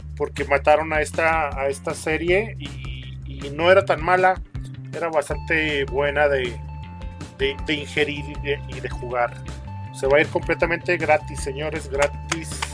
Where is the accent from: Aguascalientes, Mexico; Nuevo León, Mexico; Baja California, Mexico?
Aguascalientes, Mexico; nosotros somos de Aguascalientes